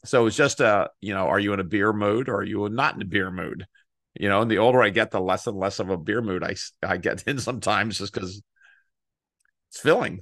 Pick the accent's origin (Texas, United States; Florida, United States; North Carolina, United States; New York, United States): Texas, United States; I grew up in Texas